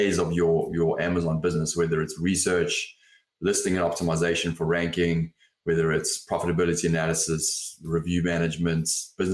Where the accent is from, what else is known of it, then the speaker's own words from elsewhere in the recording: South Africa; also born or lived in London, United Kingdom; now in Los Angeles, United States; I grew up in South Africa